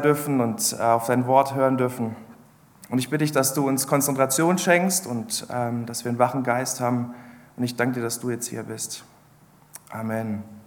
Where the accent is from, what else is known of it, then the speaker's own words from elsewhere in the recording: Ludwigshafen, Rhineland-Palatinate, Germany; moved away; ursprünglich komme ich aus der Pfalz